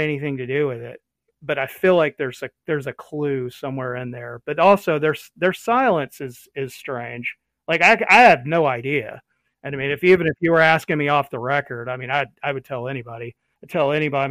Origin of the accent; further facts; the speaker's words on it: United States; us as American citizens, as taxpayers